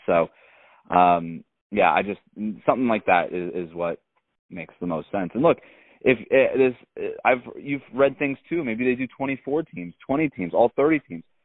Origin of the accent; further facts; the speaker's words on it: Florida, United States; I'm from Florida